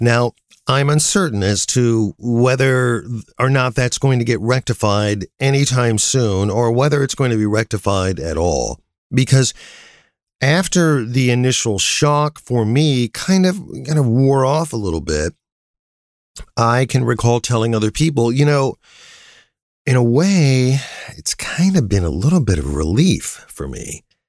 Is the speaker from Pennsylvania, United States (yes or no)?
no; Canton, Ohio, United States; my hometown of Canton, Ohio